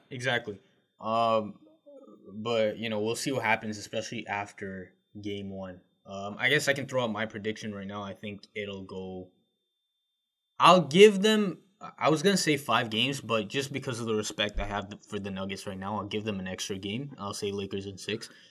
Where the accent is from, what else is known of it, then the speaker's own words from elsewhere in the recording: Canada; as a Canadian